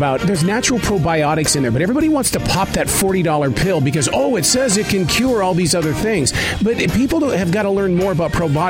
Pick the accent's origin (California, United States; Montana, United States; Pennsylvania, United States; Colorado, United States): Montana, United States; I grew up in Montana.